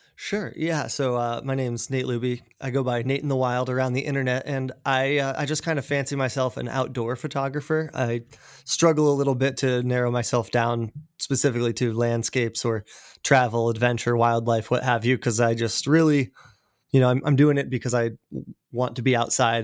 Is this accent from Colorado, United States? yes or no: yes; Colorado, United States; now in Seattle, United States; I grew up in Colorado in a small mountain town outside of Denver